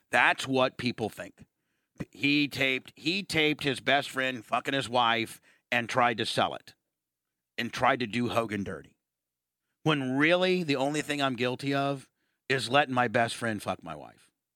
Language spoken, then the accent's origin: English; Warsaw, Indiana, United States; moved away; growing up in Warsaw, Indiana